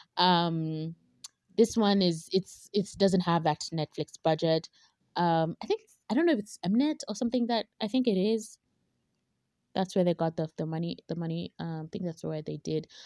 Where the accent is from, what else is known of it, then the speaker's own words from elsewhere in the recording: Kenya; we, as, as Kenyan